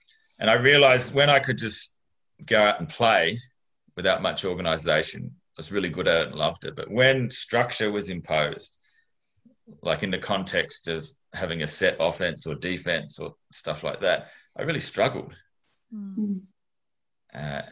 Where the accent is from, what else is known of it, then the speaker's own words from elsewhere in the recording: Mount Gambier, South Australia, Australia; I grew up in Mount Gambier. So that's a reasonably conservative regional town in rural South Australia